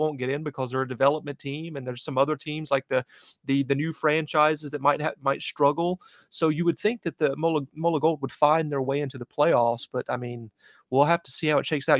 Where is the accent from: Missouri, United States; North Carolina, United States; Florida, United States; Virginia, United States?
North Carolina, United States; moved away as an adult; now in New England, United States; North Carolina, right near Charlotte, but right on the border